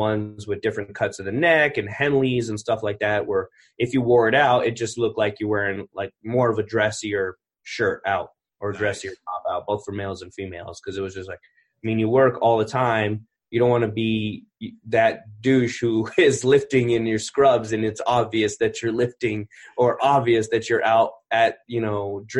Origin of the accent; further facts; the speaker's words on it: California, United States; born there; I was born in Northern California, Mather Air Force Base.